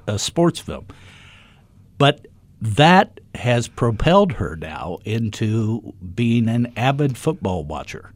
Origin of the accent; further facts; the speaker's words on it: Dayton, Ohio, United States; I grew up in Dayton, Ohio